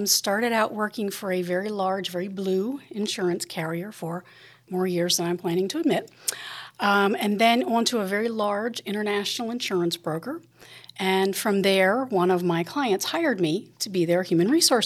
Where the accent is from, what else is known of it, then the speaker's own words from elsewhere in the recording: Harrisburg, Pennsylvania, United States; From Harrisburg